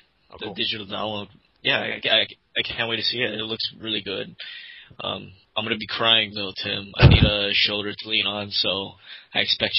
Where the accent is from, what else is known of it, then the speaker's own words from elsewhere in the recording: Vancouver, Washington, United States; I am trying to organize one such event in my hometown, Vancouver, Washington.